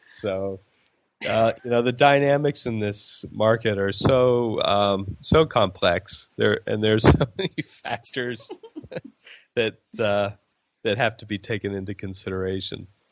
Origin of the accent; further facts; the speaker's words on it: United States; now in Thailand; as an American